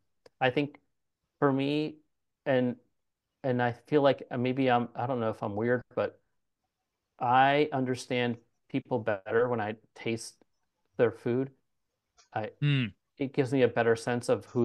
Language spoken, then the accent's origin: English; Fremont, California, United States; also born or lived in Vallejo, California; where I grew up in Fremont